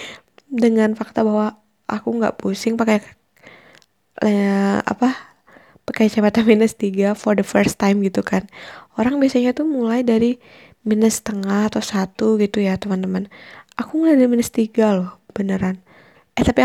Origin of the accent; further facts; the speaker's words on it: Bali, Indonesia; moved away as an adult; also born or lived in Bandung; aku lah di Bandung oh aku btw aku dari Bali jadi aku merantau ke Bandung